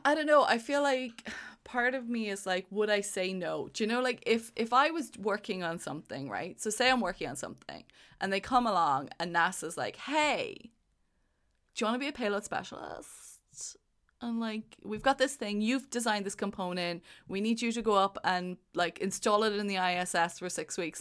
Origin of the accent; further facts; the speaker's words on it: Ireland; now in United Kingdom; Ireland is my home. I live in the U K, but it's, Ireland is my home. I am Irish.